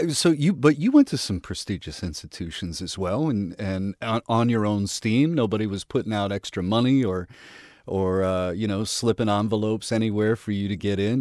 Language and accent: English; Midwest, United States; I grew up in the Midwest